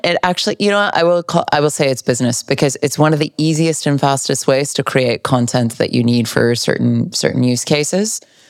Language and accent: English; Cupertino, California, United States; moved away; also born or lived in Los Angeles; I grew up in Cupertino.